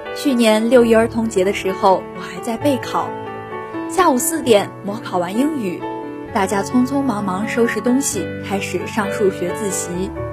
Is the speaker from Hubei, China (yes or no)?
no; Anyang, Henan, China; moved away as an adult; now in Nanjing, China; 来自河南安阳，我在南京大学，距离我的家乡 八百四十四公里